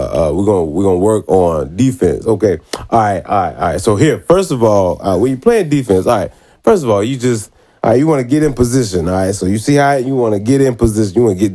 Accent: North Carolina, United States; so I grew up in North Carolina, and it's just different, man.

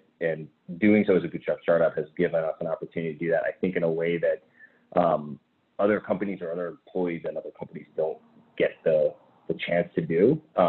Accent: Massachusetts, United States; I grew up in the North Shore of Boston, but we lived internationally for about 5 years.

